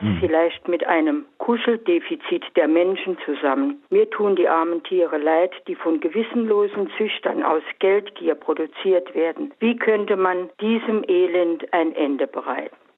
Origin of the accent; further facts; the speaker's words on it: Germany; wir Deutschen